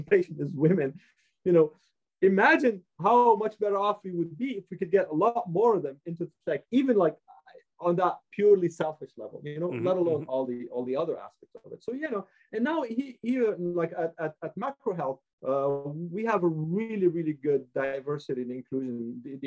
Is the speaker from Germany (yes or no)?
no; Montreal, Quebec, Canada; moved away; also born or lived in United States / Vancouver; my parents were immigrants, so we immigrated to Montreal in the 70s